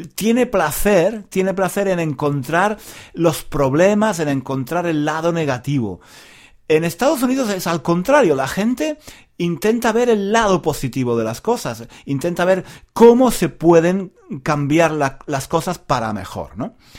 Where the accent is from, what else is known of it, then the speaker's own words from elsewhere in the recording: Granada, Andalusia, Spain; Yo soy de Granada, una ciudad muy bonita, la ciudad más bonita de España